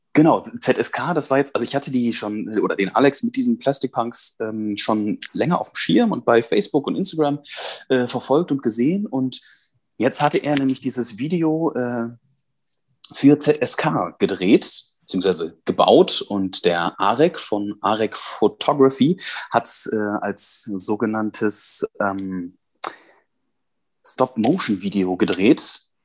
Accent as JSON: {"language": "German", "area": "Münsterland", "region": "North Rhine-Westphalia", "country": "Germany", "said": "auf mein Münsterländer Blut"}